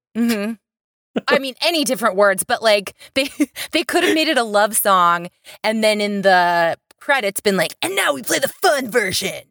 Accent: the South, United States; I'm from the South

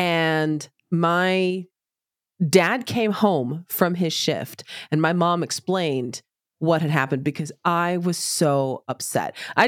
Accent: United States; As an American, I'm supposed to wedge Thanksgiving in there, but I'm bad at being an American

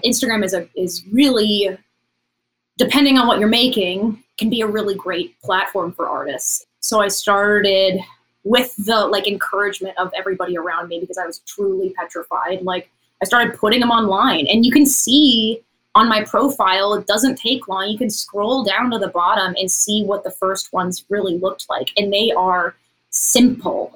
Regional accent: Tennessee, United States; now in Los Angeles, United States; I'm from Tennessee. I'm not from, you know, I didn't grow up in like a big city

